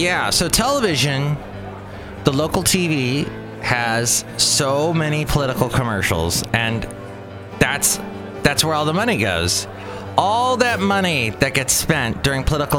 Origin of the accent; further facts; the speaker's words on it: California, United States; moved away; also born or lived in Alabama; Growing up in California, moving to Alabama